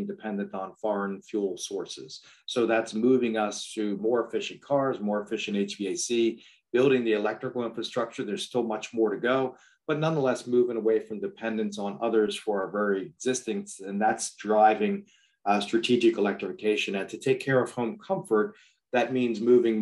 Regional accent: outside of Philadelphia, Pennsylvania, United States; I grew up outside of Philadelphia, went to a school in Pennsylvania called Millersville University, met a pretty girl there, never left the area

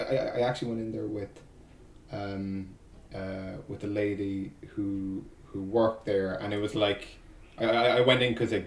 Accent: Ireland; growing up in Ireland, very, very much a Catholic country.

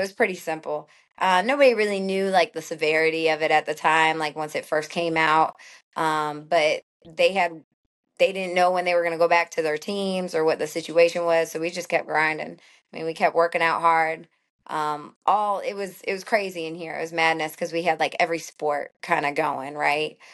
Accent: St. Louis, Missouri, United States; moved away as an adult; also born or lived in Florida; now in Atlanta, United States; I grew up in Saint Louis, not a huge, huge city, but it was a great baseball city

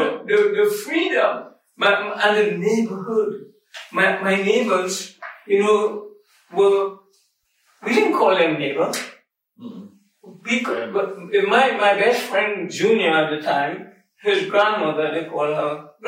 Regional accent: Trinidad & Tobago; born or raised there; moved away as an adult; now in United States

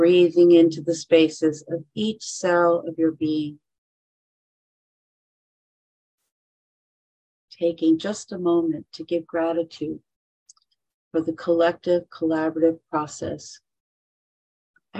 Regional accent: San Joaquin Valley, California, United States; I grew up in the San Joaquin Valley of California

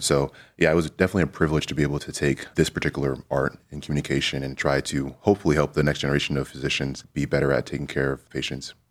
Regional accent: Kansas City, United States; moved away as an adult; now in Cleveland, United States; I'm originally from Kansas City

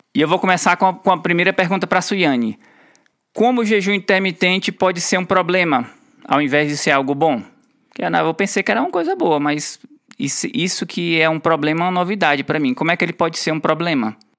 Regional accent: Ceará, Brazil; moved away; Nós somos nordestinos orgulhosos. A gente mora fora do, fora do Ceará por muito tempo, mas o Ceará não sai da gente

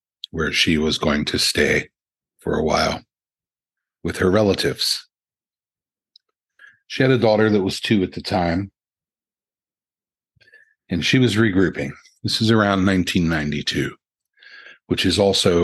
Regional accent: St. Clairsville, Ohio, United States; I grew up in St. Clairsville, it was still a village

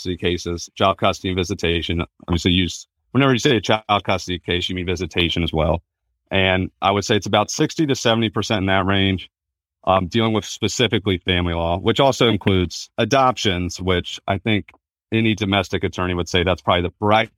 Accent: Virginia, United States; also born or lived in North Carolina; I'm born and raised in Virginia. I went to college in North Carolina, but came back.

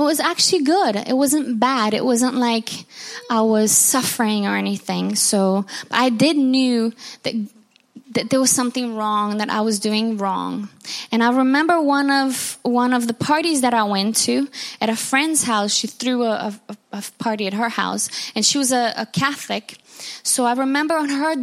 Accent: Rio de Janeiro, Brazil; moved away; I'm from Brazil and Rio de Janeiro, Brazil. And my town is has got the beautiful view of Jesus, the Christ, the Redeemer

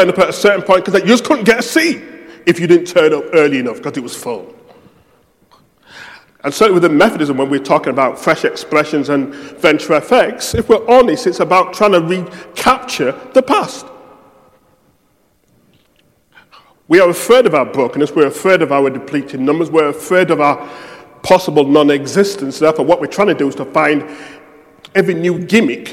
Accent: United Kingdom; I'm British

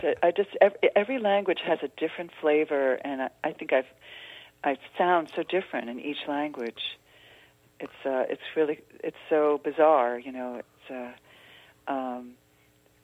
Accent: Philadelphia, Pennsylvania, United States; I'm from the Philadelphia area.

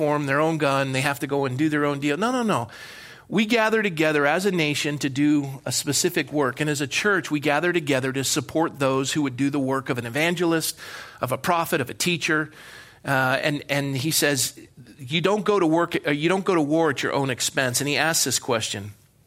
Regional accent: Ireland; I am an Irishman

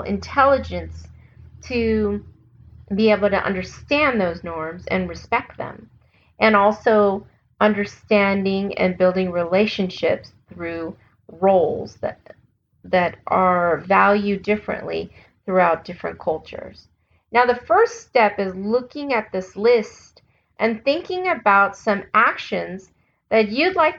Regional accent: United States; accent: American; my American accent

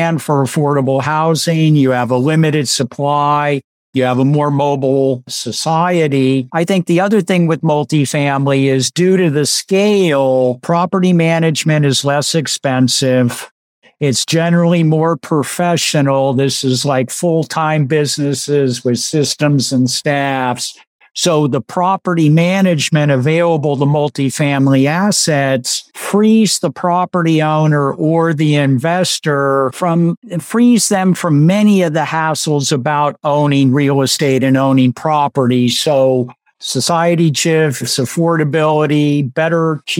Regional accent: California, United States; accent: Californian; moved away; I'm still a Californian, so I haven't earned my stripes yet. So I still talk to Californian instead of Southern

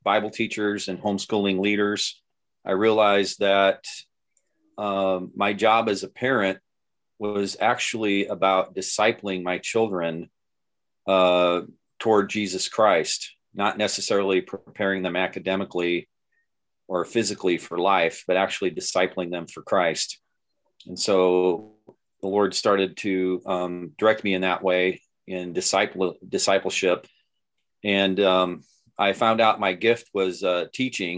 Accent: Nebraska, United States; I grew up in Nebraska

